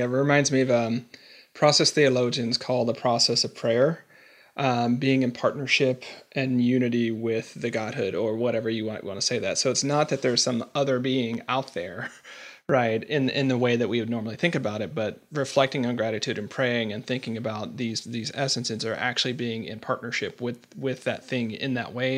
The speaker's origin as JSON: {"language": "English", "region": "the South", "country": "United States", "said": "I'm from the South."}